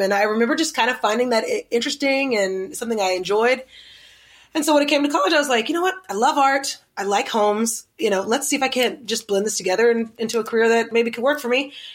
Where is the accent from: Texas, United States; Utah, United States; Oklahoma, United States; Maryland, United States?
Oklahoma, United States; Oklahoma City; now in Los Angeles, United States; I grew up in Oklahoma City, right next to the capital of the city